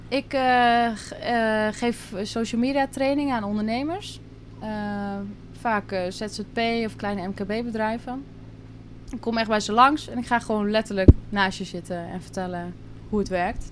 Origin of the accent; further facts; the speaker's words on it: Drenthe, Netherlands; moved away as an adult; now in Curaçao; ik kom uit Drenthe, klein dorpje. daar heb ik altijd gewoond, ben ik opgegroeid.